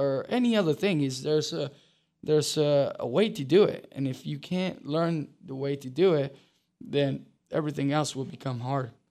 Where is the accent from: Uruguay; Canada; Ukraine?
Uruguay; now in Charlotte, United States; I grew up in Uruguay, um, which is a huge soccer country